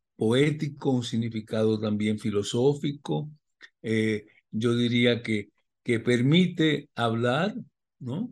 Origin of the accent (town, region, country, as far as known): Puerto Rico